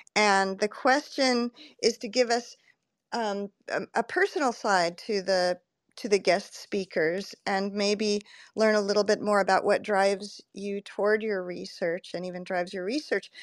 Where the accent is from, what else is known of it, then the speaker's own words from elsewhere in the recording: California, United States; moved away; I'm originally from California